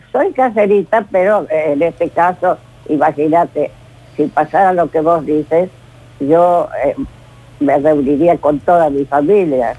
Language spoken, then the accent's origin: Spanish; Norberto de la Riestra, Buenos Aires Province, Argentina; moved away; also born or lived in Córdoba; Yo en Norberto de la Riestra, partido de 25 de mayo, provincia de Buenos Aires